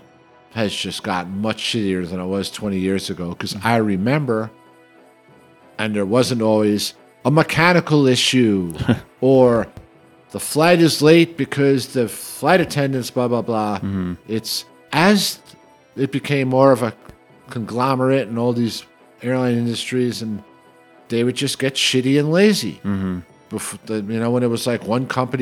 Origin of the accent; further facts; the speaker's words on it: New York City, New York, United States; moved away as an adult; when I grew up and lived in New York City